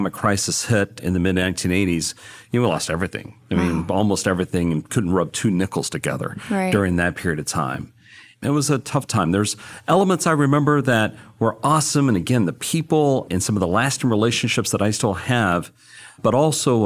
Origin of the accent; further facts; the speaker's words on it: Odessa, Texas, United States; moved away as an adult; Growing up in Odessa